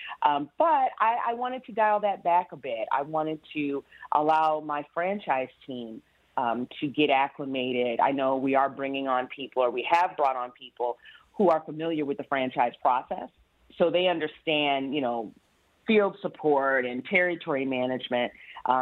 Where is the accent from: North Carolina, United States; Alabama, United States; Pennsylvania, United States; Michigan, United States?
Michigan, United States; Kalamazoo; moved away as an adult; also born or lived in New York City; now in Detroit, United States; I'm originally from Kalamazoo, Michigan